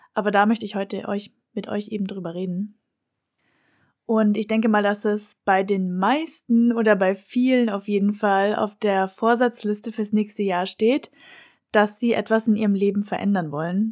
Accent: Germany; moved away as an adult; now in Lisbon, Portugal; mit diesem Flug nach Lissabon habe ich Freunde, Familie und meine Heimat hinter mir gelassen

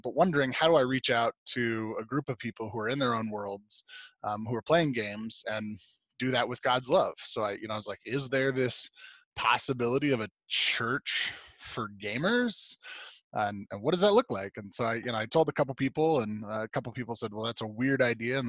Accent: Southern California, United States; moved away as an adult; now in Meeker, United States; I'm originally from Southern California. Grew up, born and raised there

